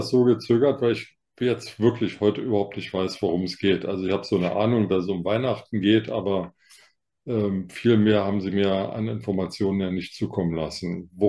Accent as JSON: {"language": "German", "country": "Germany", "lives_now": "Berlin, Germany", "said": "fühle mich aber, ja, so ein bisschen als Berliner, aber letztlich doch irgendwie als Deutscher, also wenn ich schon ein Land da benennen muss."}